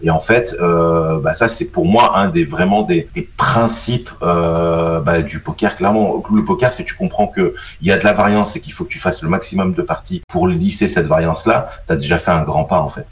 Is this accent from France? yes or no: yes; Isère, Auvergne-Rhône-Alpes, France; je suis originaire donc de l'Isère, donc en gros j'habite entre Grenoble et Valence